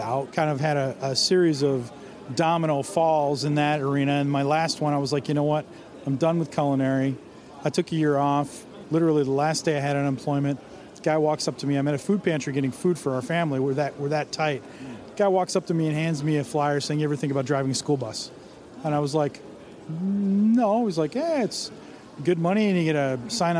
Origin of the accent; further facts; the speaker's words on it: Villa Park, Illinois, United States; I'm from Villa Park, Illinois, which is a western suburb of Chicago